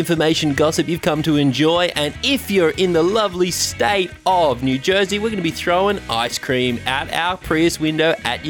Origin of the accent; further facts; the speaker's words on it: Australia; I've been there as an Australian. I go there quite often.